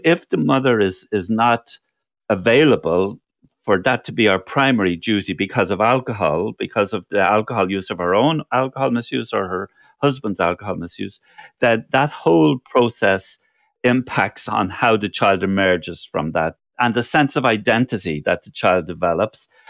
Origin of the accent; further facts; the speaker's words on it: Cork, Munster, Ireland; there were two other people from Cork